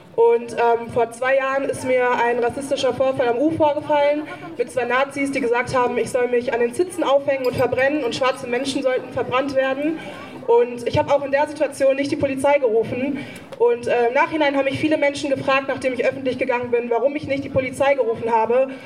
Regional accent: Dortmund, North Rhine-Westphalia, Germany; ich bin in Dortmund geboren und in Deutschland

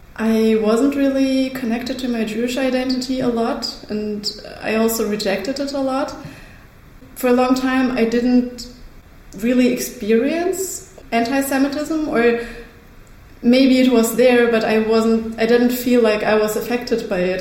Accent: Germany; also born or lived in Kharkiv, Ukraine; when I was six years old, uh, we moved uh, from Kharkiv to Germany uh, to a small town. And uh, yeah, so uh, Germany is where I grew up.

